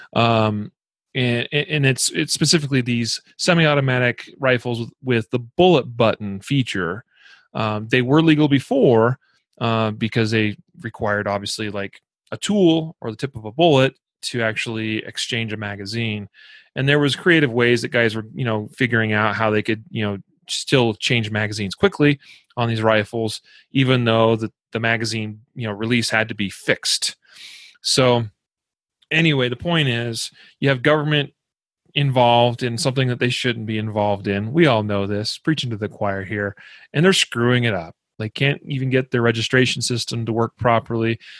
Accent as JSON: {"language": "English", "region": "Idaho", "country": "United States", "tie": "born or raised there", "said": "my home state of Idaho"}